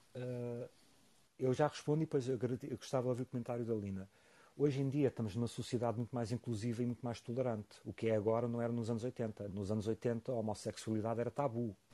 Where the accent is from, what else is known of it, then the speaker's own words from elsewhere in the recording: Portugal; sim, sou orgulhosamente português